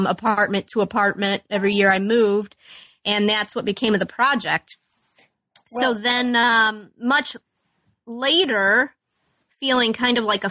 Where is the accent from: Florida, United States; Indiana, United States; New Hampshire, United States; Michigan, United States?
Indiana, United States; Chesterton; also born or lived in Peoria, Illinois / Chicago, Illinois; I grew up in Chesterton, Indiana, and I still live in Chesterton, Indiana.